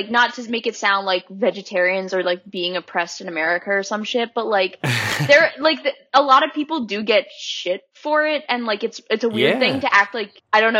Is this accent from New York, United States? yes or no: yes; Poughkeepsie, New York, United States; I grew up in Poughkeepsie.